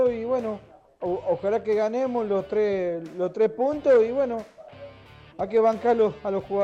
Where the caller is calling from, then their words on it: Lanús, Buenos Aires Province, Argentina; Buen día gente … de Lanús.